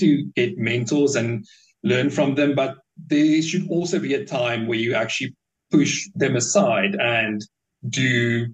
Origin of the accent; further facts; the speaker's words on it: Bloemfontein, Free State, South Africa; I was born in Bloemfontein in the Free State. And it's quite I don't know, not dull is a bit of a harsh way to put it, but it's a very quiet city. There's not that much happening, really, and growing up, there's not that much things